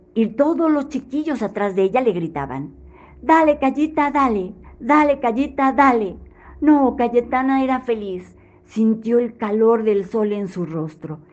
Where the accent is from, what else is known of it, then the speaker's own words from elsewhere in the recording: Mexico City, Mexico; de la Ciudad de México